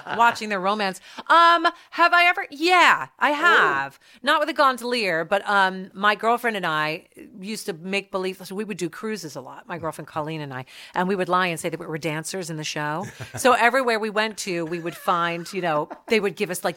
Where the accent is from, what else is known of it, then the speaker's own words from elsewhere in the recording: South Plainfield, New Jersey, United States; moved away; I grew up in South Plainfield